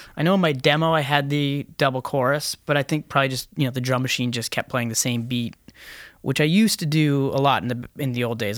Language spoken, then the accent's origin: English; Canada; we're Canadians